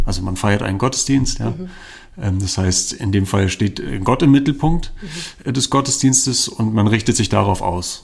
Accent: Berlin, Germany; now in Zürich, Switzerland; ich komme ja ursprünglich aus Berlin

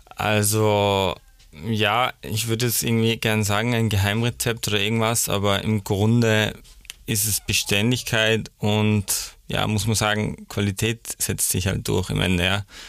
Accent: Salzburg, Austria; also born or lived in Vienna; ich bin äh, in Salzburg aufgewachsen

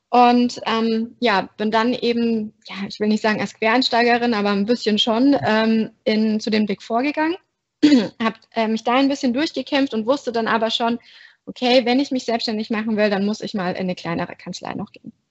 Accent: Bavaria, Germany; moved away as an adult; now in Berlin, Germany; ich wohne in Berlin, ich komme aber ursprünglich aus Berlin, ähm, sondern aus Bayern, hört man zum Glück nicht mehr. Und ähm, bin eben nach dem ABI direkt nach Berlin gezogen

